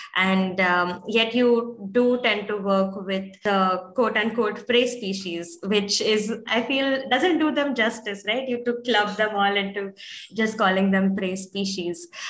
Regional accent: India; being born and brought up in India

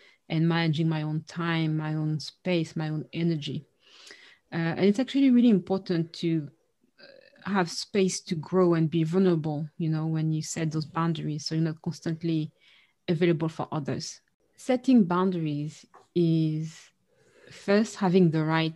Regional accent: France; our family has a Caribbean background. So the notion in our family of what's a healthy or not boundary is different. And we struggled with that, you know, with Caribbean parents growing up in France

